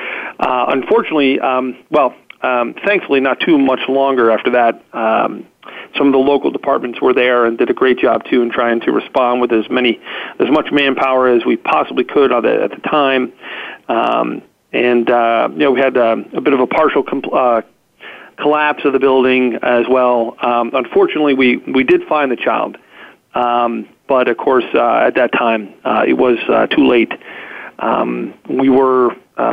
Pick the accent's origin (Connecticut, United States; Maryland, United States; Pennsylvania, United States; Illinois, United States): Pennsylvania, United States; Mount Lebanon; here in my hometown here in Mount Lebanon.